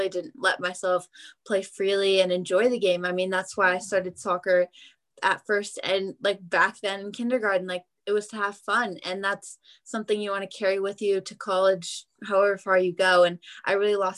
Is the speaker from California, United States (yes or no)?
no; Beaverton, Oregon, United States; I am from Beaverton, Oregon, which is just outside of Portland